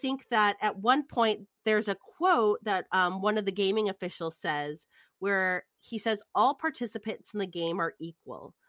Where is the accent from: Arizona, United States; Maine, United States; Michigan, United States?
Michigan, United States; outside of Detroit; I grew up outside of Detroit where all the car places were